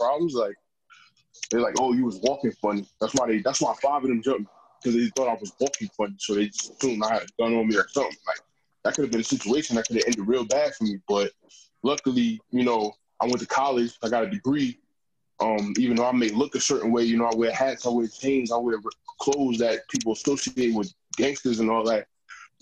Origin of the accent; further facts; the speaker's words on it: New York City, New York, United States; moved away as an adult; I'm originally from Queens, New York. One of the five boroughs in New York City, if you're familiar with the area. So I grew up mostly in the city